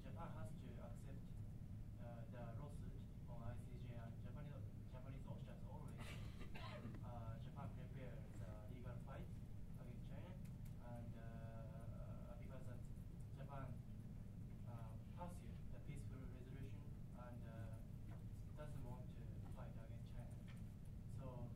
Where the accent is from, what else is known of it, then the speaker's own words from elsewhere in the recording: United States; as an American